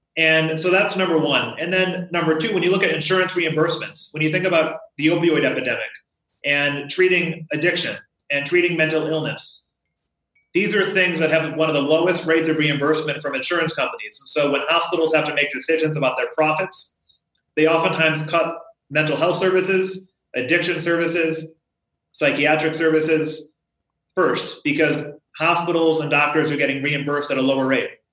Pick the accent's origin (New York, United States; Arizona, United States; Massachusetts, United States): Massachusetts, United States; Holyoke; I grew up in Holyoke. It's a city of forty thousand people, and for many years has been one of the poorest communities in the entire state of Massachusetts